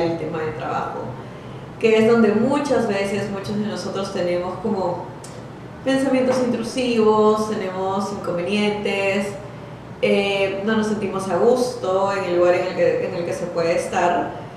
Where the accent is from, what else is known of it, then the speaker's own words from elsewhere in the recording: Peru; yo soy de Perú